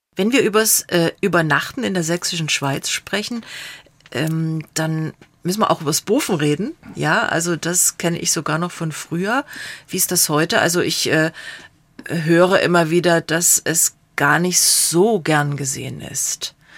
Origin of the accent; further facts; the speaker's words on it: Radeberg, Saxony, Germany; ich bin äh, in Radeberg aufgewachsen